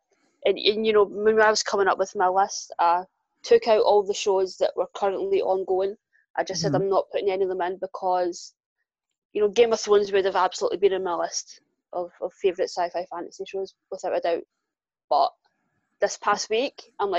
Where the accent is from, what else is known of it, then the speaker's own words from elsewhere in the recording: Glasgow, Scotland, United Kingdom; accent: Glaswegian; Born and raised in Glasgow